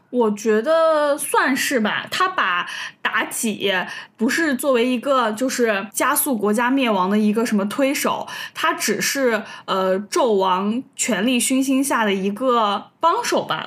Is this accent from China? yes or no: yes; China; 我们中国人对封神这个故事就了如指掌了